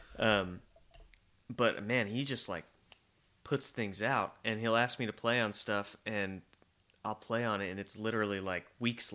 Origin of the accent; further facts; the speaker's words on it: West Texas, United States; now in Nashville, United States; I grew up in West Texas